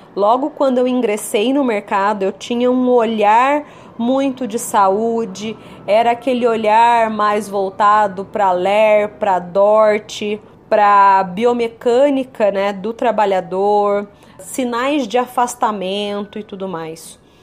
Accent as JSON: {"language": "Portuguese", "region": "São Paulo", "country": "Brazil", "said": "Sou da região aqui de São Paulo"}